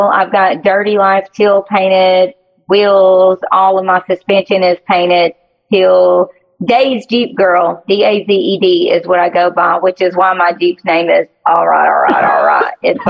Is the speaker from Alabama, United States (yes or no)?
yes; Alabama, United States; I live in Alabama.